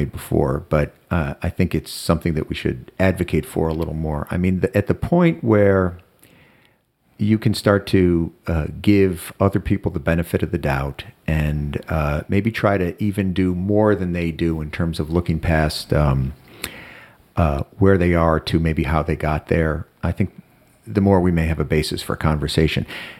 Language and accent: English; Chicago, Illinois, United States; also born or lived in Ohio / New Jersey; In Chicago in the 60s, and, it's scary times. And, I've moved around a lot. I moved from Chicago to Ohio to New Jersey.